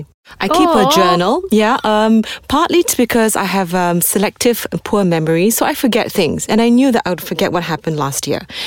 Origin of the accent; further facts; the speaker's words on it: Malaysia; because we are Malaysian, right?